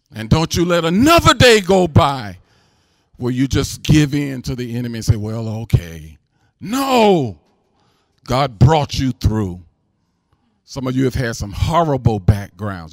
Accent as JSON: {"language": "English", "town": "St. Louis", "region": "Missouri", "country": "United States", "said": "I'm from Saint Louis"}